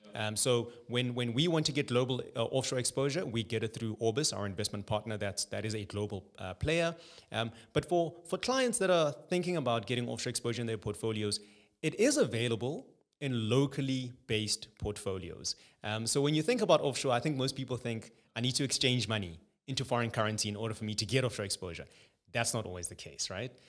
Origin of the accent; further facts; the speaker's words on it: Johannesburg, Gauteng, South Africa; also born or lived in Cape Town; Born and bred in Johannesburg. Uh, so I've been here my whole life. My entire schooling was here as well